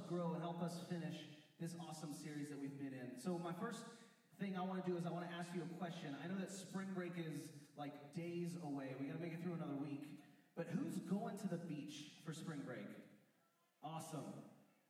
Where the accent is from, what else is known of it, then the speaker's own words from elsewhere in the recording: West Virginia, United States; I grew up in West Virginia